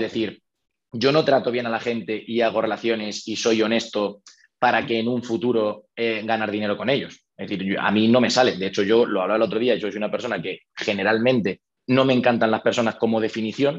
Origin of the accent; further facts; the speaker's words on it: Toledo, Castilla-La Mancha, Spain; moved away as an adult; now in Madrid, Spain; yo soy de Toledo y me vine a estudiar la carrera a Madrid.